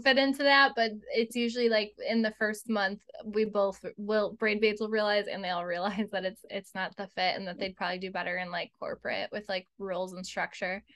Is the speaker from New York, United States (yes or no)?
yes; Buffalo, New York, United States; we're from Buffalo, and so not New York City